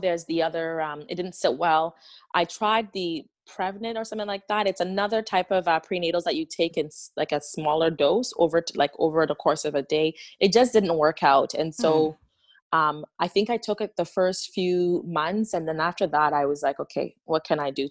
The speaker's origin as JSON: {"language": "English", "country": "Ghana", "tie": "born or raised there", "moved": "yes", "said": "I was born and raised in Ghana"}